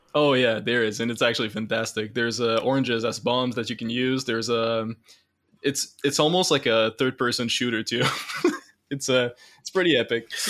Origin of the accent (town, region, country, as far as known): Canada